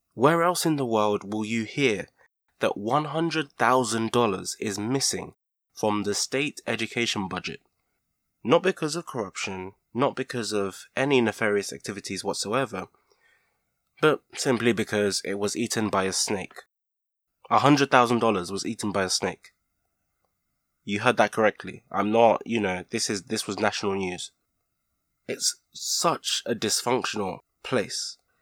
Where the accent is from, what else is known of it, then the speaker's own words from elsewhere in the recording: Nigeria; moved away; I grew up in Nigeria, and I do have fond childhood memories of it